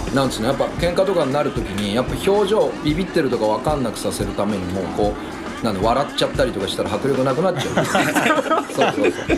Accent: Nakano, Tokyo, Japan; 東京の俺らの地元

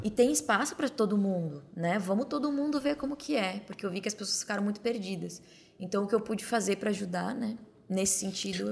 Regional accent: Torres, Rio Grande do Sul, Brazil; moved away; Aí eu fui pro sul, né, onde eu, a casa onde eu me criei, para Torres, no litoral do Rio Grande do Sul

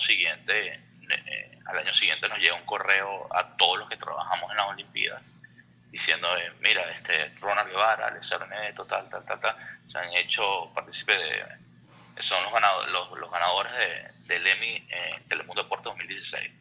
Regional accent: Venezuela; moved away as an adult; also born or lived in Houston; now in United States; nosotros ahora como venezolanos

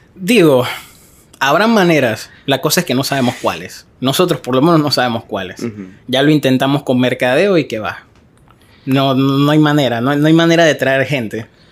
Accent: Arraiján, Panamá Oeste, Panama; yo soy de Arraiján

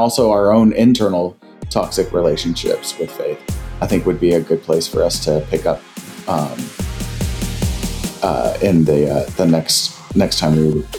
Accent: the South, United States; growing up in the South, growing up where we did, like there's that played a really major part in our lives and impacted a lot.

